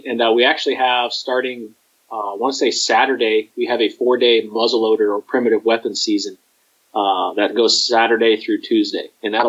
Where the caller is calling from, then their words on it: Ohio, United States; Yeah, so I'm coming from Western Ohio down in the States.